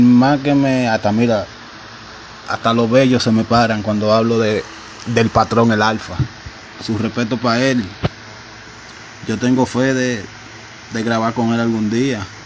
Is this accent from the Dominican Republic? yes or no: yes; Dominican Republic